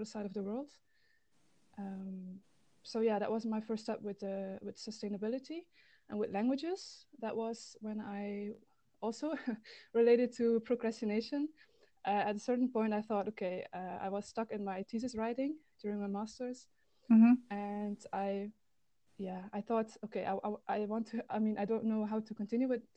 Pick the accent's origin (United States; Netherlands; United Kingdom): Netherlands; Limburg; accent: Limburgish; first language Limburgish; English is a second language; I'm from the Netherlands